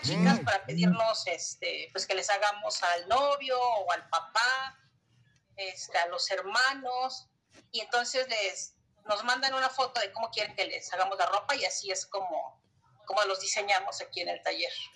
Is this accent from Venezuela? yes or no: no; Mexico City, Mexico; yo llegué aquí a la delegación hace 20 años cuando me casé, pero nací en la Ciudad de México